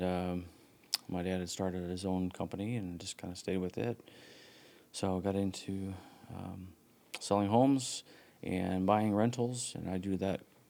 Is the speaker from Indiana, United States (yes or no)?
yes; Huntington, Indiana, United States; also born or lived in Bloomington, Indiana; I was born and raised in Huntington